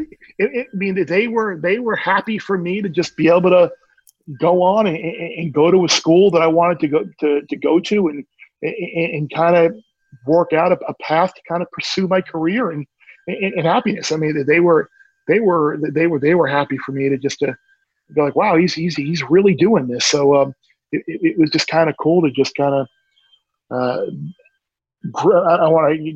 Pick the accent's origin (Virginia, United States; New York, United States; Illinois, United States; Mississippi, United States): New York, United States; Long Island; growing up in Long Island